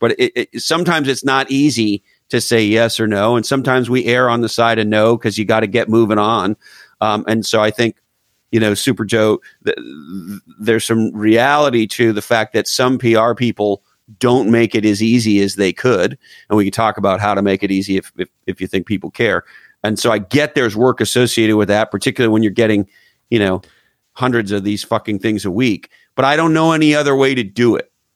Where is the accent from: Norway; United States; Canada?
Canada; moved away; I'm originally from Canada.